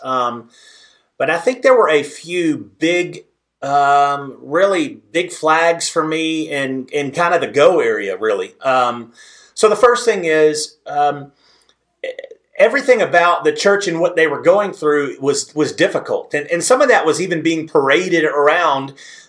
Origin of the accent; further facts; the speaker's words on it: Southeast Texas, United States; moved away as an adult; now in West Texas, United States; I am from Southeast Texas. Now, I'm a West Texas boy now, but I'm from Southeast Texas, so I have to keep some of those roots.